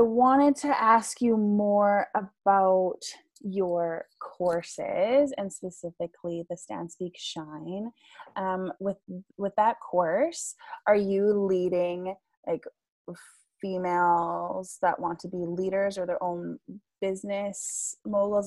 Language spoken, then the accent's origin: English; Vancouver, British Columbia, Canada; I'm from Vancouver, BC